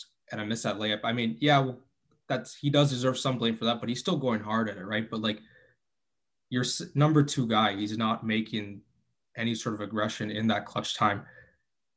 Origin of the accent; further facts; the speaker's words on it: Canada; from Canada